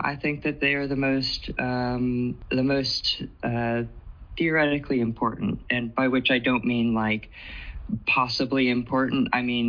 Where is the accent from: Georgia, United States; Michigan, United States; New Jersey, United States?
Georgia, United States; I am here from Georgia. I'm 31, of course.